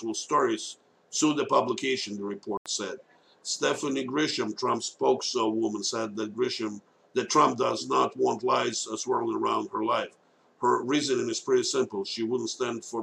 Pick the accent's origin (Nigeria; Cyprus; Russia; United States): Russia; Moscow; moved away; I was born in Moscow, USSR back then